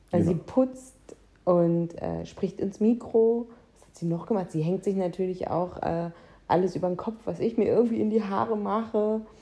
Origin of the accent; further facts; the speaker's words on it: North Rhine-Westphalia, Germany; ich komme aus dem Münsterland.